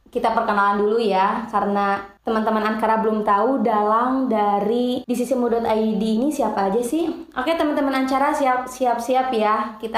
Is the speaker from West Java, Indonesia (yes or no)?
yes; Tasikmalaya, West Java, Indonesia; Aku dari Tasikmalaya.